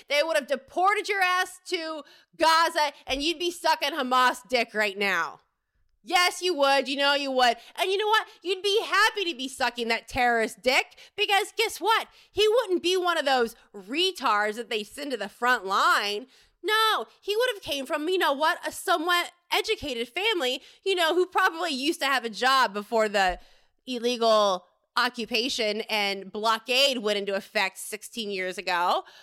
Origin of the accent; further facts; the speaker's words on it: Fort Lauderdale, Florida, United States; I grew up in Fort Lauderdale